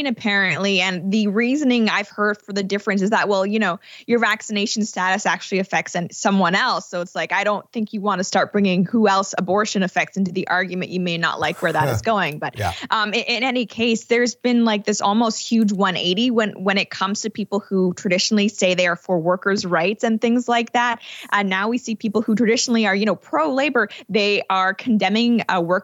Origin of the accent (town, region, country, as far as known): Canada